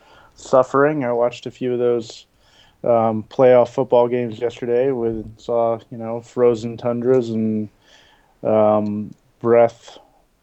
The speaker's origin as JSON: {"language": "English", "region": "New York", "country": "United States", "tie": "born or raised there", "moved": "yes", "lives_now": "San Diego, United States", "said": "I grew up in New York"}